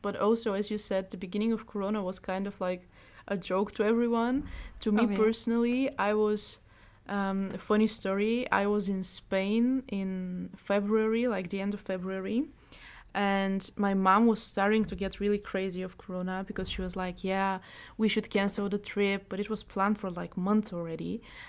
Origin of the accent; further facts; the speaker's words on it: Bulgaria; moved away as an adult; now in Netherlands; Bulgaria, like, which is my home country